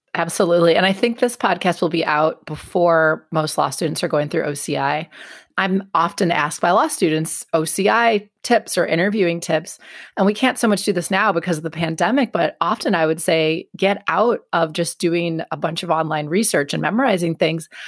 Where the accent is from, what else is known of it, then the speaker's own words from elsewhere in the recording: northern suburbs of Milwaukee, Wisconsin, United States; moved away as an adult; I was raised in Wisconsin. I grew up in the northern suburbs of Milwaukee